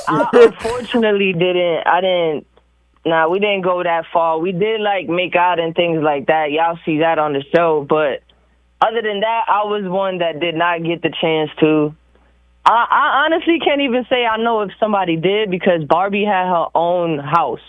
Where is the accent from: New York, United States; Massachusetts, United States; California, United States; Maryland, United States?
New York, United States; New York City; I'm from New York City. I'm from the Bronx.